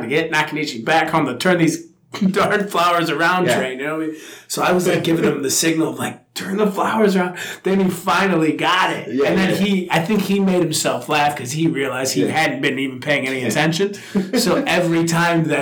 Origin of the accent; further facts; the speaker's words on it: Midwest, United States; I'm from the Midwest, so I have like the perfect pronunciation